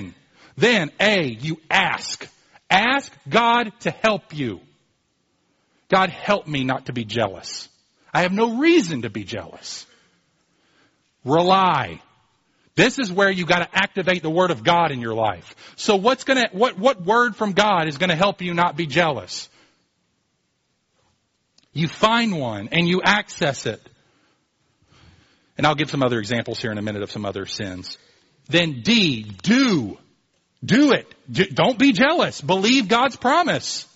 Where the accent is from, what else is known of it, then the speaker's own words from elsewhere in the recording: Louisville, Kentucky, United States; I grew up in Louisville as a Louisville Cardinals fan